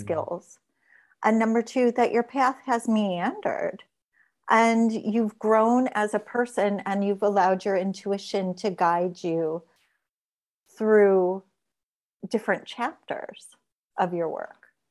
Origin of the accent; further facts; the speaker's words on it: Gary, Indiana, United States; I come from Gary, Indiana, which is like steel mills and chem spills